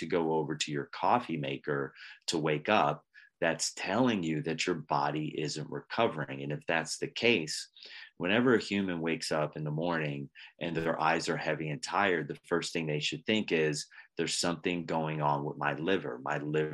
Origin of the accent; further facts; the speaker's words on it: Pennsylvania, United States; I was raised in Pennsylvania. In Pennsylvania, we sometimes have dessert for breakfast